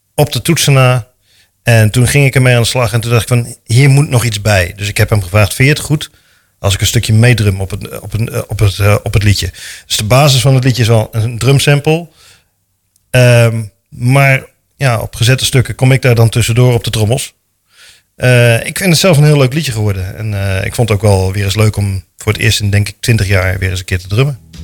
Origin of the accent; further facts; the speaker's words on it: De Bilt, Utrecht, Netherlands; moved away as an adult; now in Houten, Netherlands; geboren en getogen in De Beeld